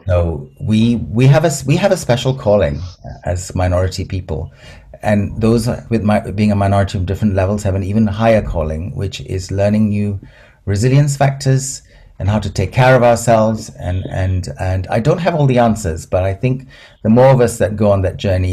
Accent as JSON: {"language": "English", "country": "Malaysia", "tie": "born or raised there", "also_born_or_lived": "Aberdeen, United Kingdom / Singapore", "said": "I'm in Aberdeen. I was born there, but I never lived there because I grew up in Malaysia and Singapore, and I'd come back to school in Brighton."}